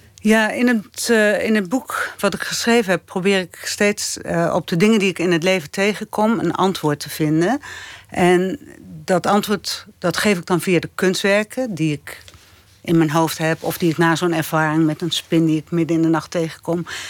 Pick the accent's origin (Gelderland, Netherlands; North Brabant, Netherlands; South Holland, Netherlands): Gelderland, Netherlands; Apeldoorn; in de Van Reekum Galerij in Apeldoorn, waar ik ben opgegroeid